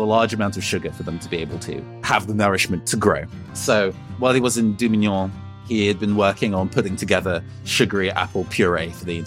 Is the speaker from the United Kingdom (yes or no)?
yes; United Kingdom